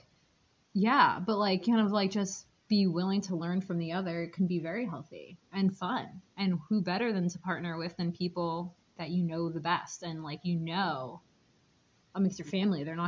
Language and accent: English; New York City, New York, United States; moved away; I grew up in Queens, so I grew up around a lot of, like, Muslims